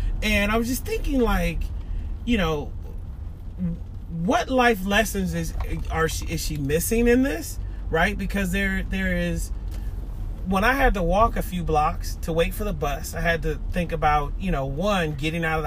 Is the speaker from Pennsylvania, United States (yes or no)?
no; Seattle, Washington, United States; now in East Point, United States; my time growing up in Seattle, Washington